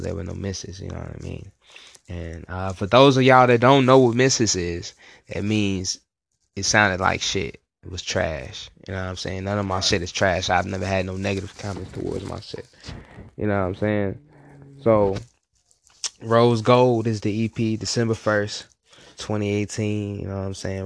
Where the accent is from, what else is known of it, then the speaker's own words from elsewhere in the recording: Virginia, United States; now in Hinesville, United States; I'm from Virginia. I've been out in the Hinesville area for a little minute